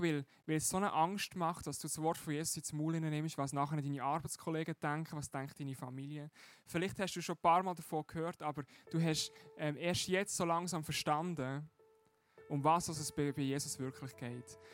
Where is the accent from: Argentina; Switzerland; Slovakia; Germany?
Switzerland; als Schweizer